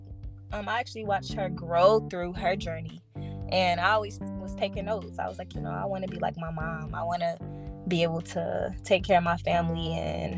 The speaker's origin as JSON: {"language": "English", "region": "North Carolina", "country": "United States", "said": "I am from North Carolina"}